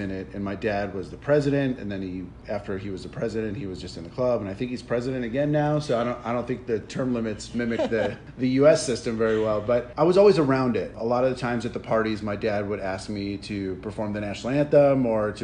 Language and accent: English; Madison Heights, Michigan, United States; also born or lived in Rochester, Michigan; I grew up in Madison Heights, Michigan.